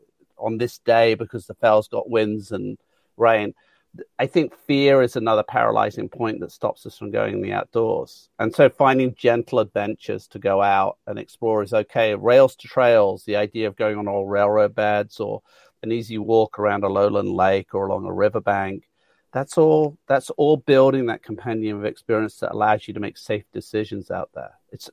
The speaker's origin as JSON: {"language": "English", "town": "Handsworth", "region": "West Midlands", "country": "United Kingdom", "tie": "born or raised there", "said": "I'm a very proud Brummie. I was born in Handsworth."}